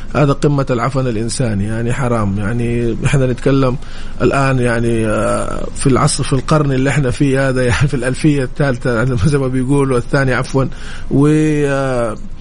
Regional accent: Saudi Arabia; احنا كسعوديين

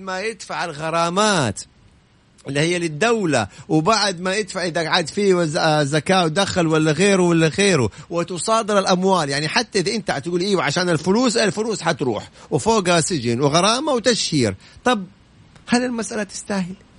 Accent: Saudi Arabia; انا اليوم كسعودي

